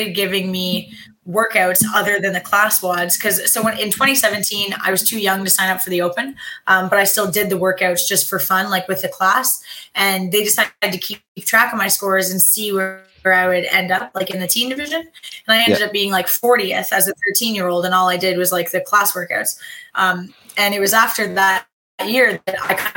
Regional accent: Prince Edward Island, Canada; I'm Canadian

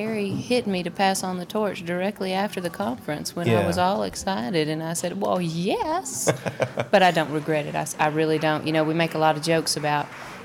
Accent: Little Rock, Arkansas, United States; also born or lived in Memphis, Tennessee; now in Mountain Home, United States; I'm from Arkansas. I grew up in Little Rock

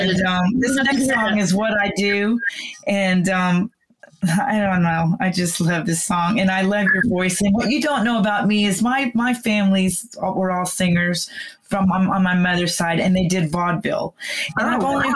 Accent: McKinney, Texas, United States; my hometown of McKinney

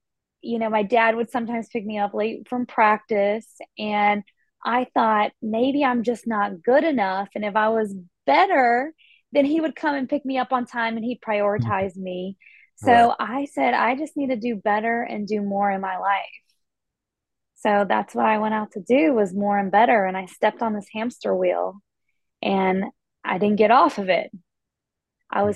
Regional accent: Asheville, North Carolina, United States; moved away; also born or lived in Boston; I grew up in Asheville, North Carolina, on the East Coast, and I was an athlete growing up

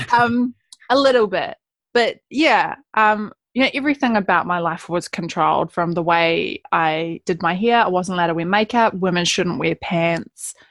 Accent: Gloriavale, West Coast, New Zealand; being a Kiwi girl born and bred West Coaster

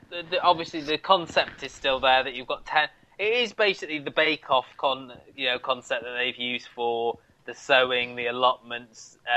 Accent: Canada; I talk funny because I come from Canada.

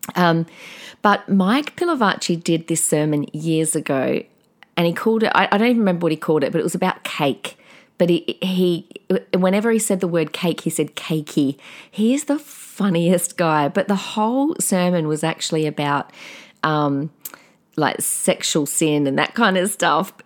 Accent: South Australia, Australia; I've got such a different accent compared to everyone, 'cause I'm from South Australia

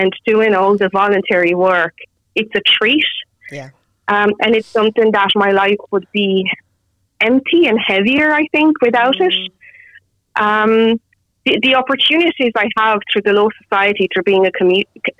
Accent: Romania; now in Dublin, Ireland; I'm originally from Romania

